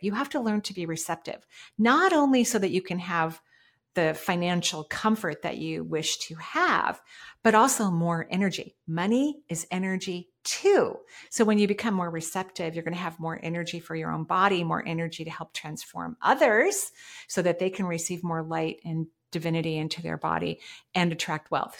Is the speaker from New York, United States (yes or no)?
no; Washington, United States; I was born in the Northwest in Washington State